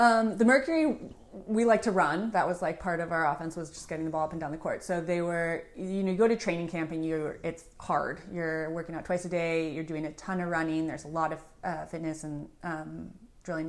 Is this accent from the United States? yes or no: yes; San Anselmo, California, United States; I grew up in San Selma